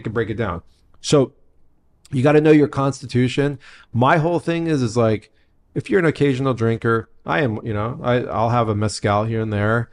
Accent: San Diego, California, United States; I grew up in San Diego. Like Tijuana was my backyard.

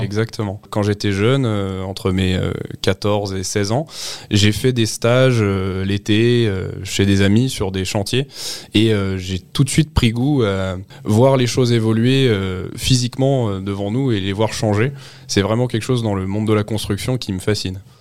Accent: Montainville, Île-de-France, France; je suis originaire d'Île-de-France, dans un petit village du 78 qui s'appelle Montainville

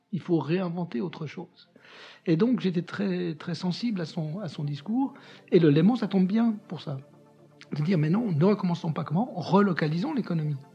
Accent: Algeria; born there; Euh, je suis né en Algérie, dans un pays qui était en train de se défaire, d'une France qui était en train de perdre ses colonies

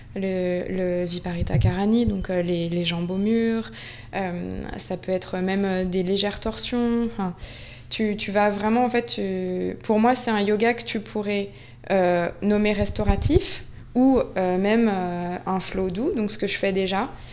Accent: Basque Country, Nouvelle-Aquitaine, France; also born or lived in Paris; now in Biarritz, France; la maison de mon enfance au Pays Basque, c'est Gouréabilla

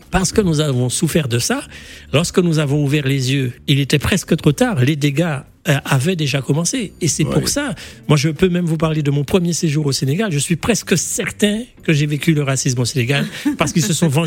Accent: Djibouti; born there; Moi, le hasard, à cause de cette histoire coloniale, je suis né à Djibouti, parce que mon père était militaire.

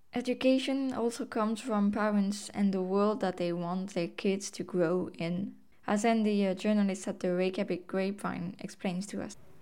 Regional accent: Brittany, France; first language Breton; English is a second language; Breton, my native language

